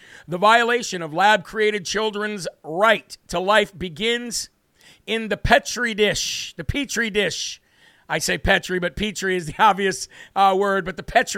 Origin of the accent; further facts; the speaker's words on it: Uvalde, Texas, United States; I grew up in Uvalde and went to Robb Elementary.